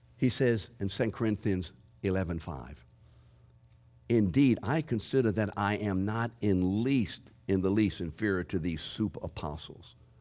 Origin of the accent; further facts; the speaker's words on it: New Orleans, Louisiana, United States; I'm from New Orleans.